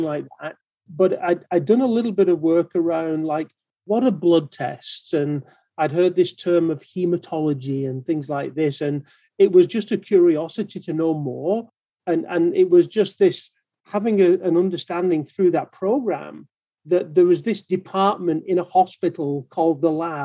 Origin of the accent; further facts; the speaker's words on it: Manchester, North West England, United Kingdom; moved away as an adult; now in Baltimore, United States; I'm here in Baltimore, Maryland now, but you'll detect from my accent that I'm not a native Baltimorean. Right? So I'm from Manchester in the UK